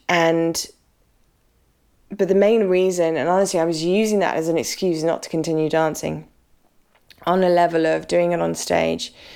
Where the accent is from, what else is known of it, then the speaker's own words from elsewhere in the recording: United Kingdom; I'm British.